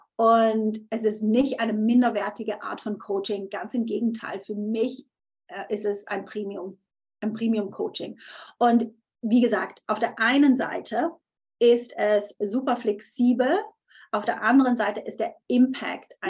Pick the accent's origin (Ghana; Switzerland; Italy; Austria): Switzerland; ich bin Schweizerin